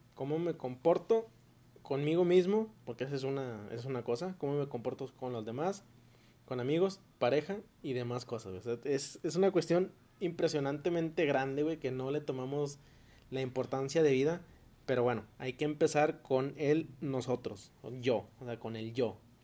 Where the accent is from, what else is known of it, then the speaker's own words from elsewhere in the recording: Mexico; como nosotros mexicanos